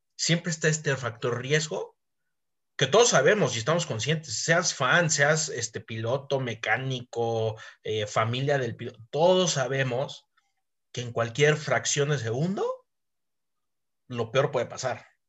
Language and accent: Spanish; Mexico; somos mexicanos